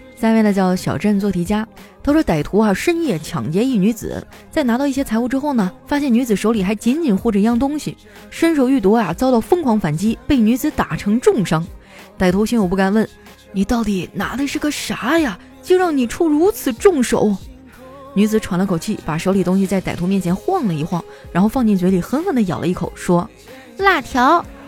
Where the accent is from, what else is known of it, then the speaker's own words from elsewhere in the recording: Qitaihe, Heilongjiang, China; moved away; 我老家七台河也没有疫情啊